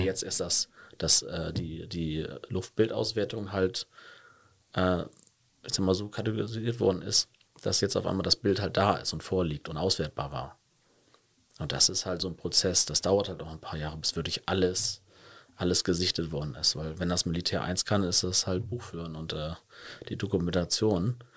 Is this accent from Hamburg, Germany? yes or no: yes; Hamburg, Germany; moved away as an adult; now in Cologne, Germany; Also ich komme gebürtig aus Hamburg